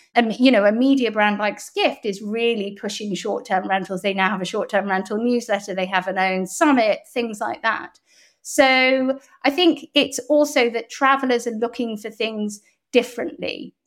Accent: Bath, South West England, United Kingdom; accent: very English; also born or lived in Hong Kong / Canada / London / Toronto; I lived in Hong Kong till I was eight as well, and then I moved to Bath when I was about, maybe ten

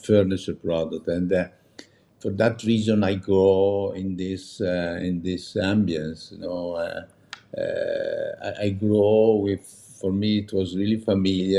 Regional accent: Meda, Lombardy, Italy; English is a second language; now in Milan, Italy; I grew up in Meda

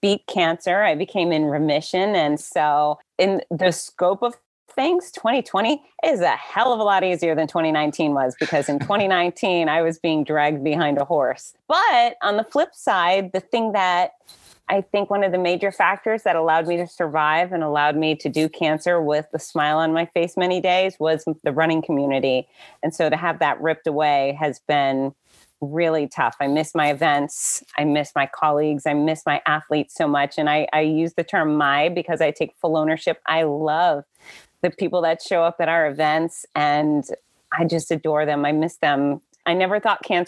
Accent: Florida, United States; I grew up here in Florida, so I'm I'm about 67% redneck.

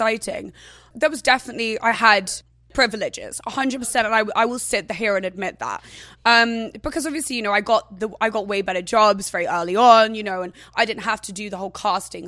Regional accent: England, United Kingdom; I was never from London. So I was from like a seaside town, which was down south.

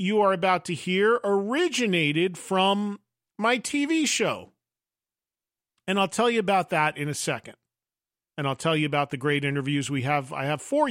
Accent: New Jersey, United States; growing up in New Jersey

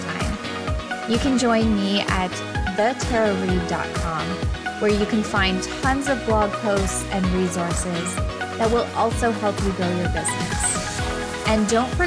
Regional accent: Canada; I'm Canadian

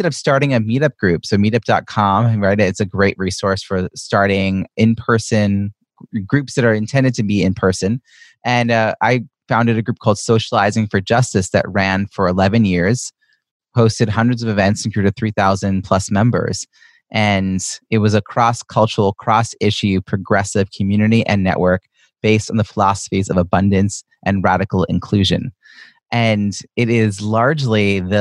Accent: Long Island, New York, United States; moved away as an adult; now in Boston, United States; I moved to from Long Island, where I grew up, to Boston, Massachusetts, in around 2002

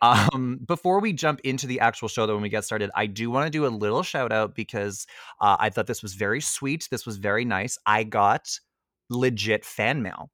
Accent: Ottawa, Ontario, Canada; I'm from Orleans

